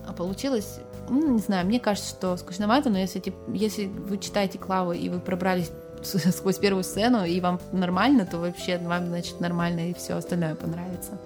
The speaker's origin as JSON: {"language": "Russian", "town": "Petrozavodsk", "region": "Republic of Karelia", "country": "Russia", "tie": "born or raised there", "said": "я же из Петрозаводска"}